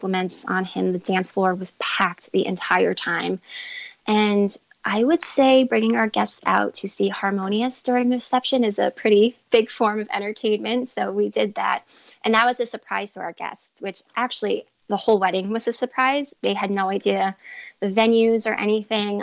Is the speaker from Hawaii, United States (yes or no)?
no; Long Island, New York, United States; we're from New York, specifically Long Island